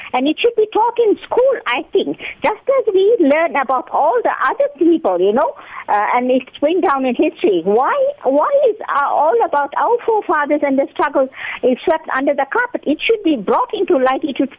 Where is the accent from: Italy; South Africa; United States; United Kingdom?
South Africa; we are proud Indian South Africans.